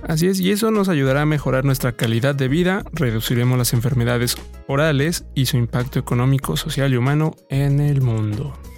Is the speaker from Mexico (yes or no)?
yes; Mexico; como buenos mexicanos